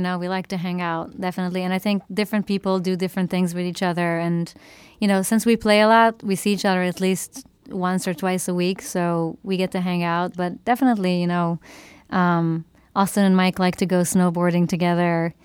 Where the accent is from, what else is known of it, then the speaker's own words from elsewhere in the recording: Israel; moved away; growing up in Israel, I listened to a lot of Israeli music